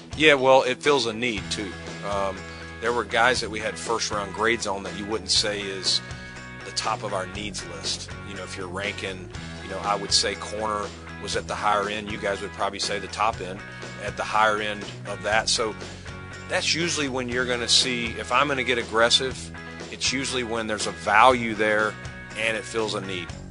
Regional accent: Kentucky, United States; I'm from Kentucky

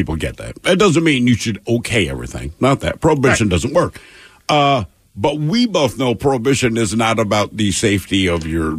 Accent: Baltimore, Maryland, United States; moved away; We come from the East Coast. Baltimore

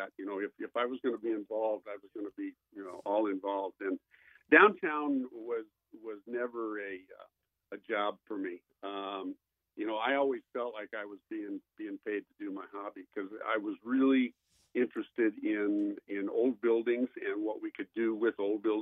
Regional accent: Sioux City, Iowa, United States; moved away as an adult; I came here from a similar role in my hometown of Sioux City, Iowa

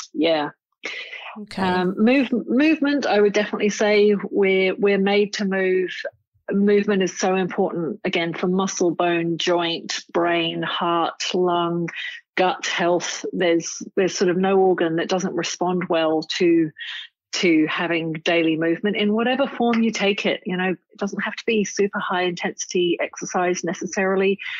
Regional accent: Cambridge, East of England, United Kingdom; moved away as an adult; also born or lived in Nottingham; now in Sydney, Australia; I grew up in England, in Cambridge. I uh, spent a very happy childhood there in Cambridge.

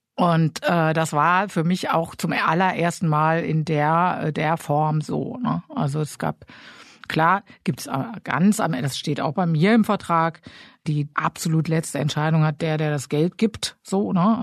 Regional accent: Germany; als Deutsche

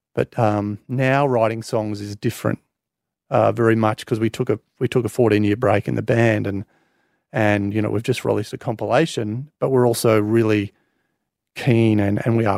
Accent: Australia; I'm obviously proudly Australian

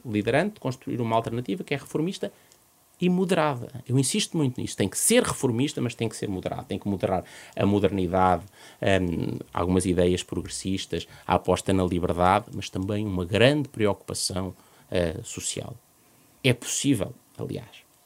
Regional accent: Tondela, Viseu, Portugal; no Conselho de Tondela, onde, de onde, de onde sou

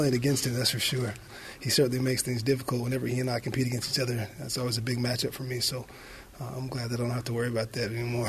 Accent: Bremerton, Washington, United States; now in North Carolina, United States; I'm from Washington State, Bremerton, Seattle area, but North Carolina has been my home for the last 15 years.

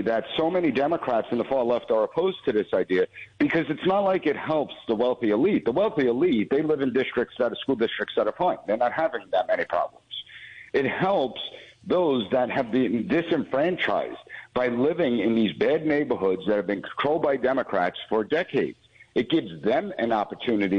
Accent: United States; as someone that has been born and raised in America

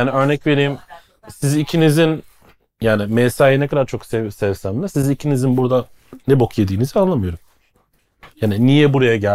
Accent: Black Forest region, Stuttgart, Pforzheim, Baden-Württemberg, Germany; moved away as an adult; now in Istanbul, Turkey; daha güney tarafından Kara Orman bölgesi Stuttgart, Pforzheim, Schwarzwald aynen.

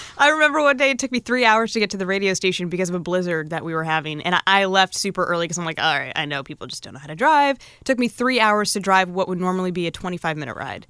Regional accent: Norwalk, Connecticut, United States; moved away as an adult; now in Seattle, United States; it's a little town called Norwalk.

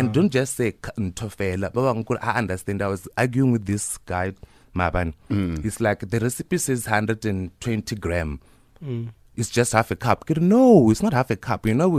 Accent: Limpopo, South Africa; I was born in Limpopo, Waravere, Sintumure.

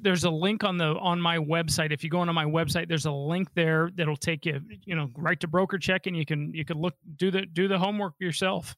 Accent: Colorado, United States; I was born and raised here in Colorado

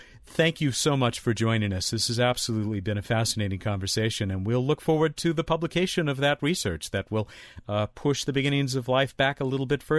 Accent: Long Beach, California, United States; my hometown, the city of Long Beach, California, a little ways south of Pasadena

